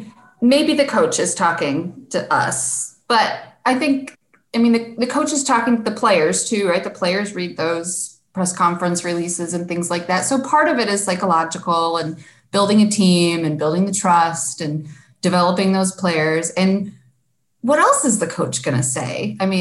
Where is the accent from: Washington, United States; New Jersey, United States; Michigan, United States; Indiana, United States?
Michigan, United States; He came from Western Michigan, which was my hometown.